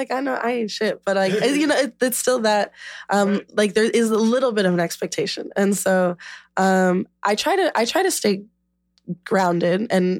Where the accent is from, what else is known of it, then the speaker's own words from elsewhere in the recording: Chicago, Illinois, United States; I'm from Chicago and because I came back here.